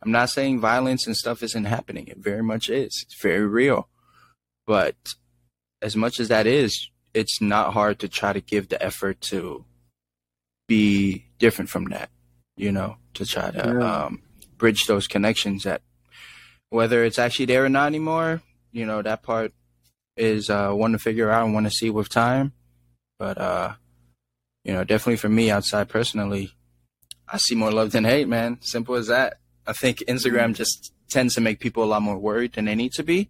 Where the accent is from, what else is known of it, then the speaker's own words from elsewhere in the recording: San Francisco, California, United States; I grew up in San Francisco, and I grew up with so many different people